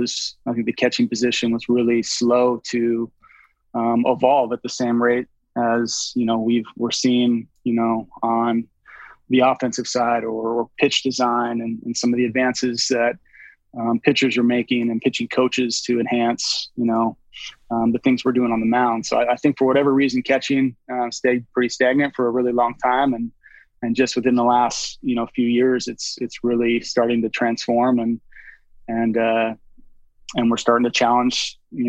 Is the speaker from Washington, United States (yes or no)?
yes; Roslyn, Washington, United States; I grew up in a really small town named Roslyn, Washington. It's about 90 minutes east of Seattle